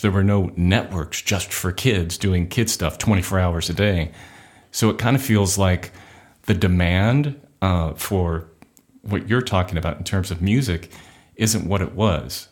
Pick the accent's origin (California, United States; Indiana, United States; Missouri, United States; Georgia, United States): California, United States; Orange County; also born or lived in Inglewood, California; I was born in Inglewood and then raised in Orange County